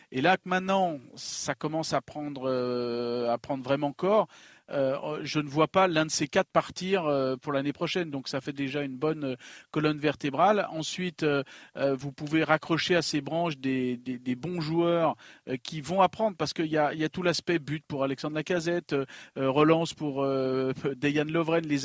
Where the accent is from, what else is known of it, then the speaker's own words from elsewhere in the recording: Lyon, Auvergne-Rhône-Alpes, France; Écoute, si, je suis lyonnais